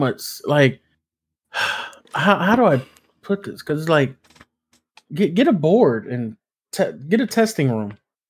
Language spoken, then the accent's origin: English; New Jersey, United States; I'm from Jersey, but I sleep on a California queen.